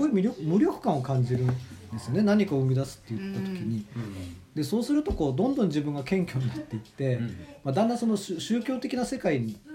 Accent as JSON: {"language": "Japanese", "town": "Kamaishi", "region": "Iwate", "country": "Japan", "tie": "born or raised there", "also_born_or_lived": "Tokyo", "moved": "yes", "said": "僕はあの実家が釜石なので"}